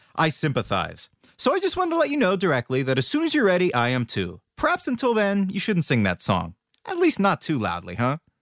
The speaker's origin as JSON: {"language": "English", "town": "Worcester", "region": "Massachusetts", "country": "United States", "tie": "born or raised there", "said": "in Worcester, Massachusetts, which is actually my hometown"}